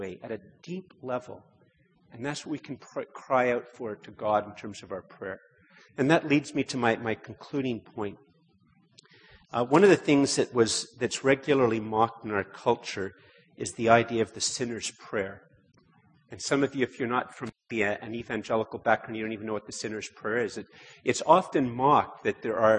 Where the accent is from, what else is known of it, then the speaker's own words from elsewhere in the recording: Montreal, Quebec, Canada; moved away; also born or lived in Ottawa; I was born here about a year after they immigrated to Canada. I grew up in Montreal